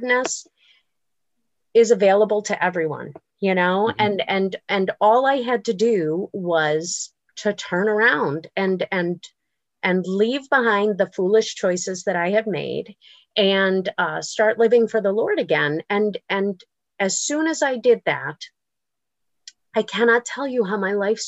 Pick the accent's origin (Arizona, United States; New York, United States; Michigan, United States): New York, United States; Buffalo; I grew up in Buffalo